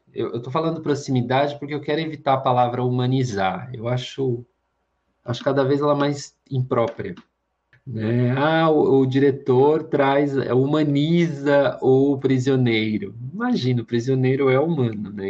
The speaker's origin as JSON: {"language": "Portuguese", "country": "Brazil", "said": "como brasileiro, me identifique tanto"}